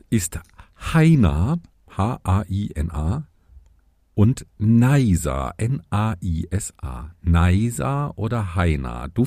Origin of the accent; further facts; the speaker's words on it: Lower Franconia, Bavaria, Germany; Ich komme aus Unterfranken.